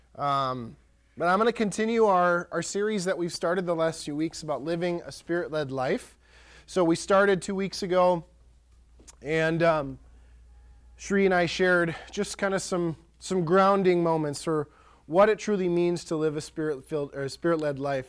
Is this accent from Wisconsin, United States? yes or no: yes; Pierce County, Wisconsin, United States; born or raised there